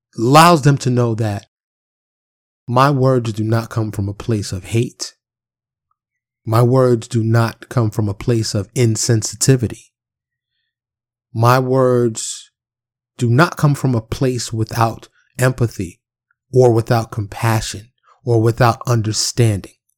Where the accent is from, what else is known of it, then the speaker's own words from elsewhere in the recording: New York City, New York, United States; I'm from Harlem in the Bronx, born and raised